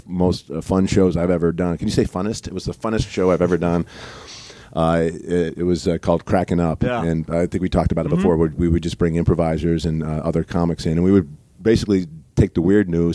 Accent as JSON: {"language": "English", "town": "Cleveland", "region": "Ohio", "country": "United States", "said": "I'm from Cleveland"}